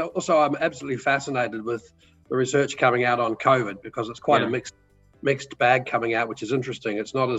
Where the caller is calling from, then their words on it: Anglesea, Victoria, Australia; We're calling from Anglesey in Victoria, which is about an hour and a half south of Melbourne.